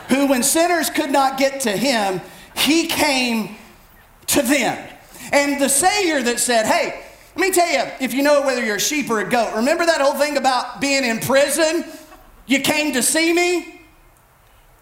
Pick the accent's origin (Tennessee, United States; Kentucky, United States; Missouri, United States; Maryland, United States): Kentucky, United States; Bell County; I grew up in Bell County, Kentucky. I'm an Appalachian, born, bred, raised